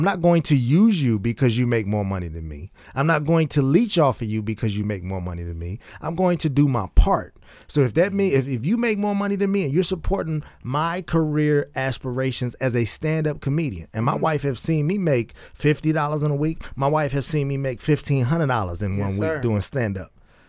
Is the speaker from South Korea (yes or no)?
no; Oak Park, United States; We grew up in Oak Park, around Oak Park. We know what it is.